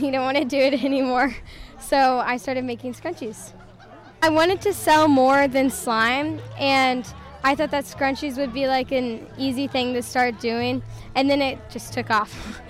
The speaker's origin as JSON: {"language": "English", "town": "Columbia", "region": "Missouri", "country": "United States", "said": "I am from Columbia, Missouri, and I go to Hickman High School."}